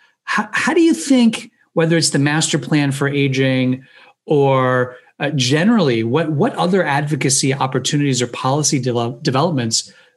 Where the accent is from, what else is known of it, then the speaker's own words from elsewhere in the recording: Florida, United States; also born or lived in Pennsylvania; my home state of Florida